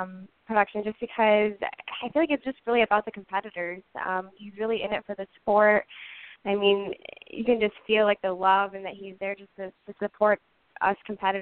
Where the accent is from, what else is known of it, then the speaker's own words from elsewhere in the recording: Big Rapids, Michigan, United States; I am from Big Rapids, Michigan, a super tiny town in the middle of the Mitten State